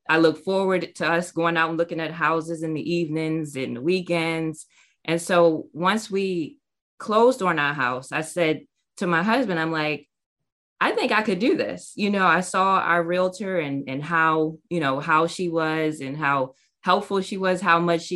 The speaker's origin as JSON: {"language": "English", "region": "Maryland", "country": "United States", "tie": "born or raised there", "also_born_or_lived": "North Carolina", "moved": "as an adult", "said": "I moved back to my hometown to be close to my family in Maryland."}